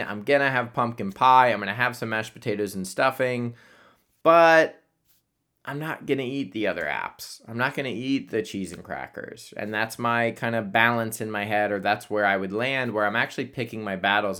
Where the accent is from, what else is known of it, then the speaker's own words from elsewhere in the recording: Columbus, Ohio, United States; moved away; I'm going back home to Columbus